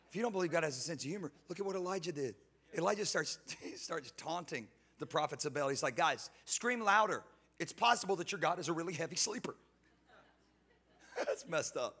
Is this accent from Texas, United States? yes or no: yes; Houston, Texas, United States; I'm from Houston